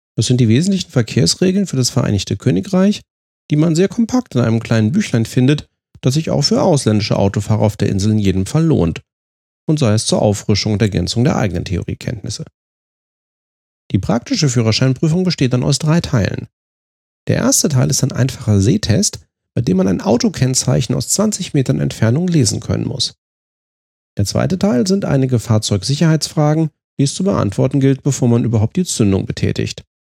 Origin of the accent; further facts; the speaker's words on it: Germany; uns qualitätsorientierten und fehlerscheuen Deutschen